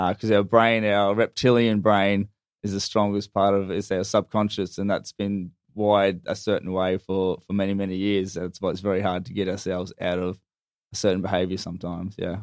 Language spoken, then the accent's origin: English; North Queensland, Australia; moved away; I'm actually originally from North Queensland